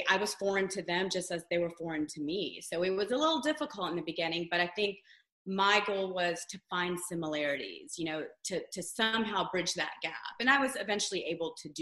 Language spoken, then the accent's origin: English; Savannah, Georgia, United States; moved away as an adult; also born or lived in New York; now in Atlanta, United States; I'm originally from Savannah, Georgia. So I'm a Southern girl